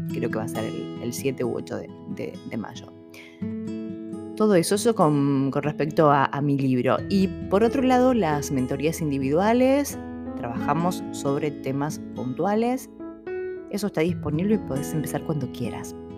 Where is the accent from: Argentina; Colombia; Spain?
Argentina; los que somos de Argentina